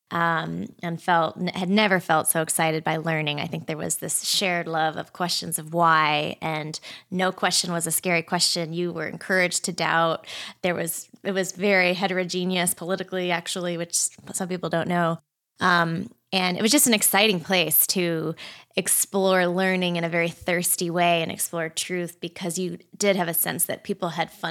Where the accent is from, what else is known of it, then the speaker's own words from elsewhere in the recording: Hong Kong; also born or lived in Boston / Australia; I was born in Boston, but shortly thereafter, as a young child, moved with my family to Hong Kong and lived there for quite a few years, and then Australia.